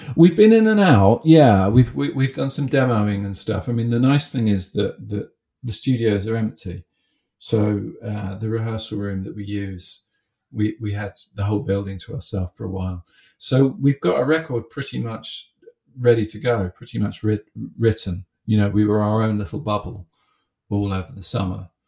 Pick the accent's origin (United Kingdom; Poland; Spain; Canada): United Kingdom; Haywards Heath, South East England; I grew up in in Haywards Heath